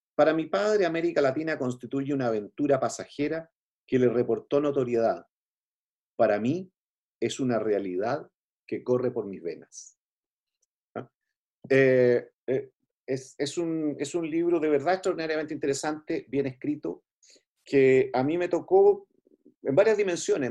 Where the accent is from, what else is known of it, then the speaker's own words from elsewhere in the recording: Chile; como chilenos